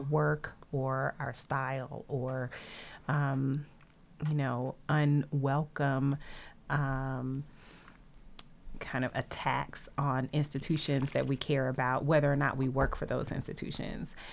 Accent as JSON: {"language": "English", "town": "Nashville", "region": "Tennessee", "country": "United States", "tie": "born or raised there", "said": "I grew up in a landlocked area. I'm from Nashville."}